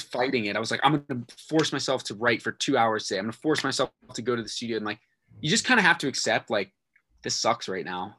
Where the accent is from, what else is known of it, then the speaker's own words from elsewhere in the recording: Virginia, United States; moved away as an adult; was in Virginia, my hometown